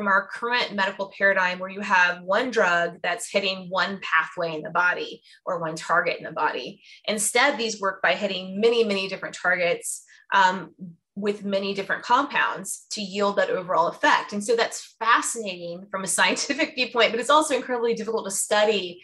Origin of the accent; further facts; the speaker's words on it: Fort Myers area, Southwest Florida near Sarasota, United States; now in Georgia, United States; I'm from Southwest Florida near Sarasota, Fort Myers area.